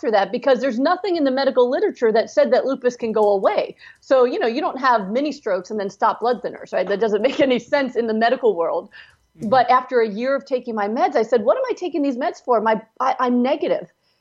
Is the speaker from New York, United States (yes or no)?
no; Pennsylvania, United States; moved away as an adult; also born or lived in California; my doctors I grew up with were in Pennsylvania, and I moved to California to do my residency at UCLA Harbor